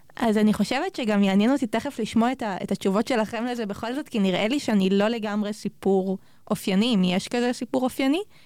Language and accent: Hebrew; Sharon plain, Israel; now in Jerusalem, Israel; אני במקור מאוד השרון